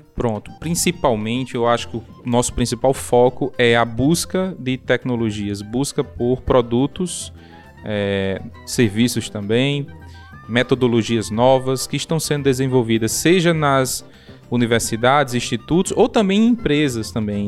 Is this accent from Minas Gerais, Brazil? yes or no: no; Serra do Mel, Rio Grande do Norte, Brazil; minha infância foi na Serra do Mel